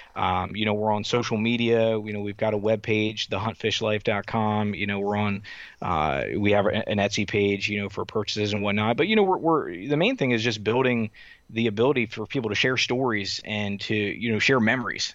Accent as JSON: {"language": "English", "region": "Southern Delaware", "country": "United States", "tie": "born or raised there", "also_born_or_lived": "Wisconsin / North Carolina", "said": "So I, I actually grew up, uh, in Southern Delaware."}